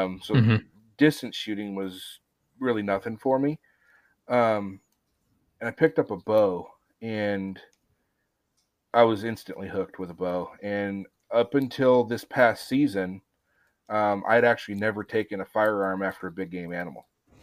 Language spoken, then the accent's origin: English; Apache Junction, Arizona, United States; Well, so I grew up in Arizona, out in the deserts, in Apache Junction, Arizona.